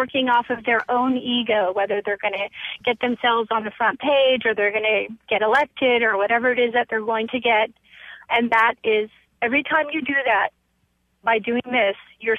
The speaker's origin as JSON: {"language": "English", "region": "Mexico City", "country": "Mexico", "tie": "born there", "said": "I was born in Mexico City as an American citizen, so you're an American child born abroad"}